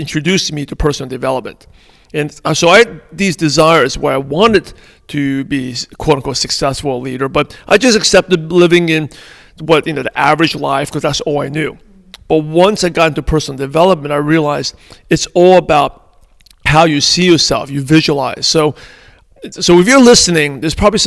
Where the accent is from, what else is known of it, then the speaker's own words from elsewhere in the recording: New York City, New York, United States; English is a second language; I grew up in Brooklyn, New York, in a pretty mostly Caucasian neighborhood